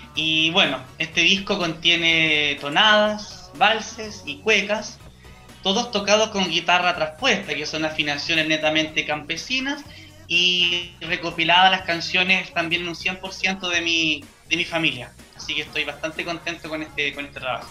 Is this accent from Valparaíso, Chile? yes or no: no; San Carlos, Ñuble, Chile; yo vengo de San Carlos Ñuble, cuna, cuna de la gran …